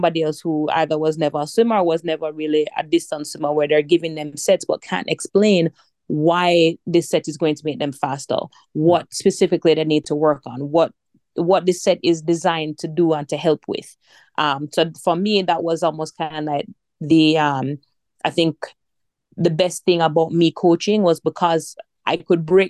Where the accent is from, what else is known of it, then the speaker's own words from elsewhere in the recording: Jamaica; I'm Jamaican